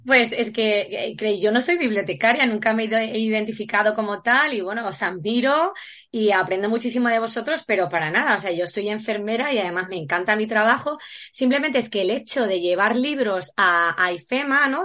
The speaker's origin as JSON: {"language": "Spanish", "town": "Valdepeñas", "region": "Castilla-La Mancha", "country": "Spain", "said": "es de mi tierra, es paisano"}